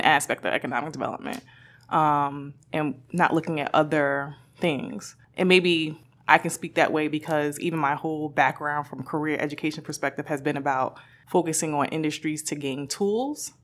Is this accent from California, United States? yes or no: no; Newark, New Jersey, United States; me growing up in Newark